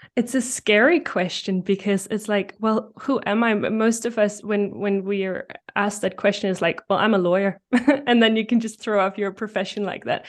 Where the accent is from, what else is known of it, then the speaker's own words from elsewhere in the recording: Denmark; English is a second language; I'm from Denmark